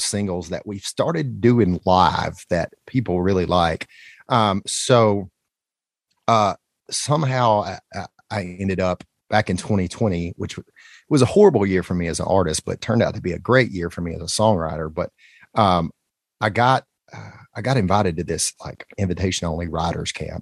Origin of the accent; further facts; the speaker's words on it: Alabama, United States; moved away as an adult; now in Nashville, United States; growing up in Alabama